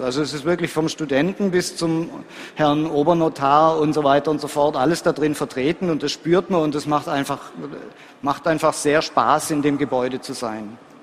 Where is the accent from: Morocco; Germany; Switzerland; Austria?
Austria; Graz, Styria; ich komme aus Graz